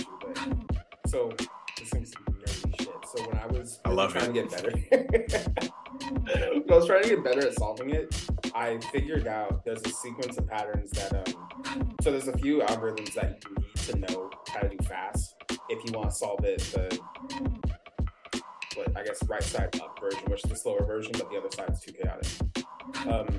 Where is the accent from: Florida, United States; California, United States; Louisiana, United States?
California, United States; Sacramento; moved away; also born or lived in Atlanta, Georgia; I was actually raised in Sacramento